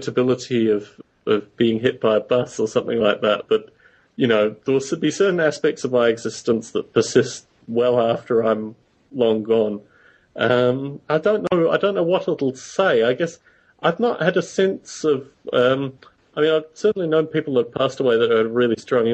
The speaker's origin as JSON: {"language": "English", "town": "Canberra", "region": "Australian Capital Territory", "country": "Australia", "tie": "born or raised there", "said": "where I grew up in Australia, there was a, it's the nation's capital"}